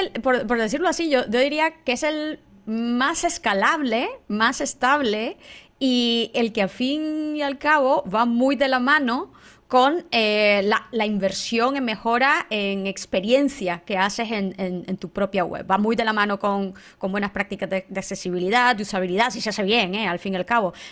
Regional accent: Nicaragua; moved away; yo estudié ingeniería en sistemas en Nicaragua, yo soy nicaragüense

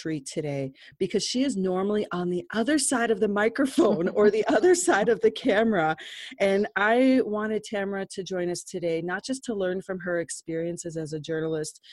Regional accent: Colorado, United States; so close to my heart because it went through my hometown

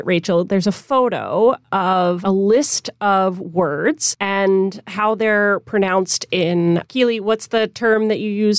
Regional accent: the South, United States; now in Minnesota, United States; I'm originally from the South, and every time I go home, people like to make fun of the Minnesota accent that I've picked up

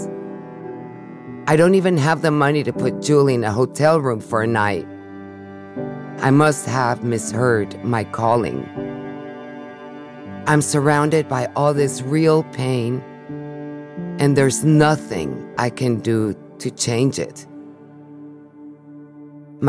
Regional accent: Mexico City, Mexico; now in San Francisco, United States; growing up in Mexico City

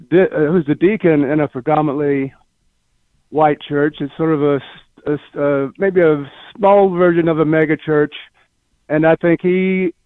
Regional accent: Spartanburg, South Carolina, United States; now in Kew Gardens, United States; visiting my hometown

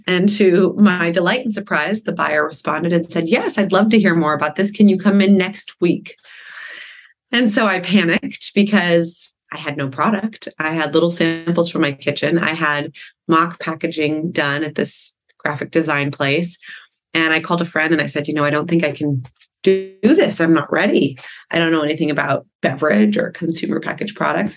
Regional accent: Malibu, California, United States; growing up in Malibu

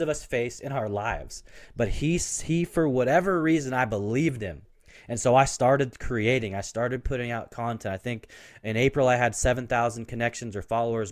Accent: Portland, Oregon, United States; I grew up in Portland

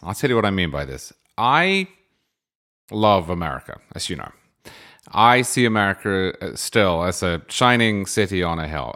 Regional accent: United Kingdom; now in Florida, United States; I grew up in Britain

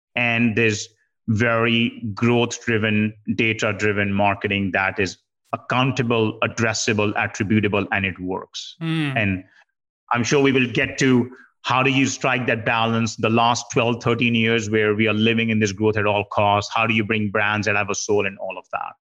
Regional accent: India; I grew up in India and you know did my major in computer science

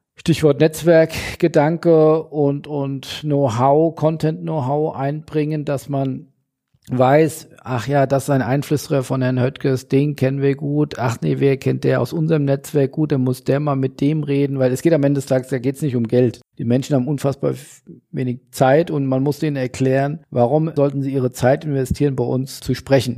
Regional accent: Hesse, Germany; im hessischen heimischen äh, Weinberg

